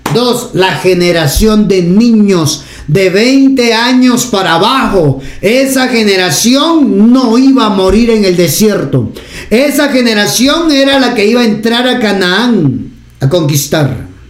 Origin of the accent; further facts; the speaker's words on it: Guatemala; acá en Guatemala